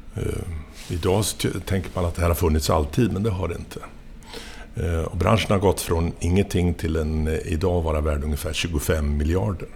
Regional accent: Linköping, Östergötland, Sweden; moved away as an adult; also born or lived in Lund; Jag är ifrån eh, Linköping

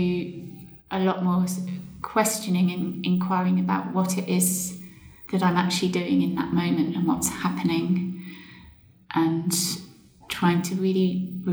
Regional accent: Suffolk, East of England, United Kingdom; moved away; I grew up in Suffolk and spent a lot of my childhood outdoors

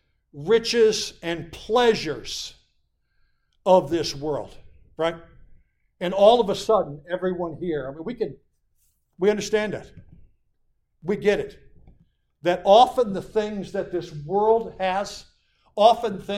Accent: Montrose, Pennsylvania, United States; moved away as an adult; now in Lackawanna County, United States; my hometown

